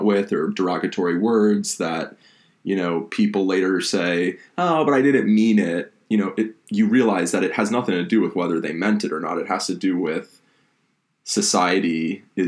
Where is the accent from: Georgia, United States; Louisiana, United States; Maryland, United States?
Georgia, United States; Atlanta; moved away as an adult; also born or lived in Florida; now in New York, United States; I grew up in Atlanta